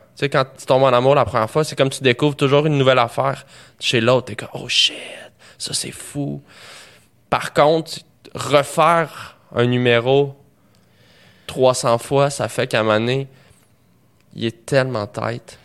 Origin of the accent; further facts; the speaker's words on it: Montreal, Quebec, Canada; j'ai grandi à Montréal, puis d'une famille de musiciens.